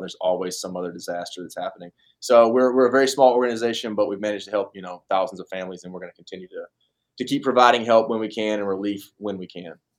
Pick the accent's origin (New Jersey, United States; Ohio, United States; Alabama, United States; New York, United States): Alabama, United States; Tuscaloosa; my hometown Tuscaloosa